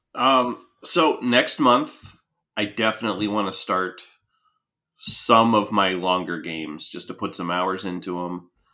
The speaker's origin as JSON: {"language": "English", "town": "Punxsutawney", "region": "Pennsylvania", "country": "United States", "tie": "born or raised there", "said": "I grew up in Punxsutawney"}